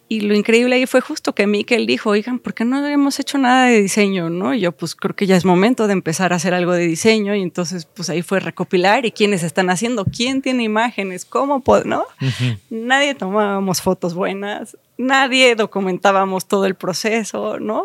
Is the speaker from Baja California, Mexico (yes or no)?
no; Mexico City, Mexico; yo crecí aquí en la Ciudad de México.